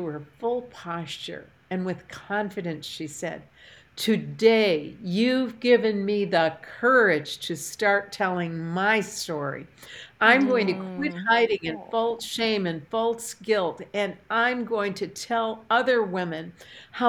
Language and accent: English; Port Huron, Michigan, United States; moved away; I had taught a Bible study fellowship class in my hometown when we lived in Port Huron, Michigan